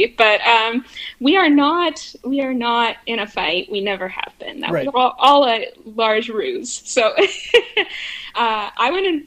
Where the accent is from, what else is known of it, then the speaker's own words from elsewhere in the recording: Langruth, Manitoba, Canada; I'm from Manitoba originally. I grew up in a little place called Langruth.